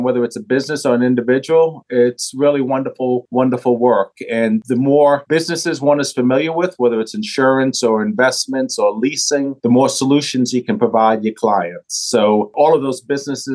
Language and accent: English; New York City, New York, United States; moved away; Born and raised in New York City, you might be able to hear some of that from the accent